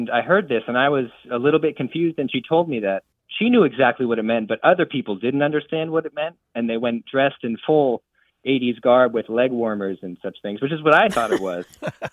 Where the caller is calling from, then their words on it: Gainesville, Florida, United States; I'm calling from Gainesville, Florida.